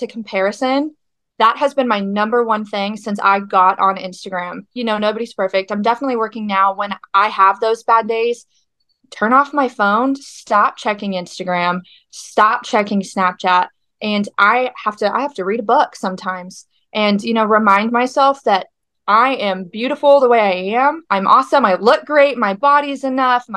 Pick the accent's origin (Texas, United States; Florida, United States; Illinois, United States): Texas, United States; Weatherford; I am from Weatherford, Texas.